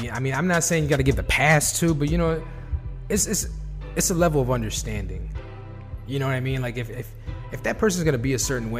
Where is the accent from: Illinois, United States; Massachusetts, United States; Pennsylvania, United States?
Illinois, United States; Chicago; we're from Chicago, or I'm from Chicago